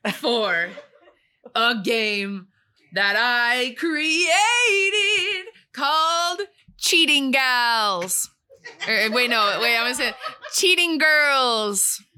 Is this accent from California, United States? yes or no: no; Schaumburg, Illinois, United States; I am from Schaumburg.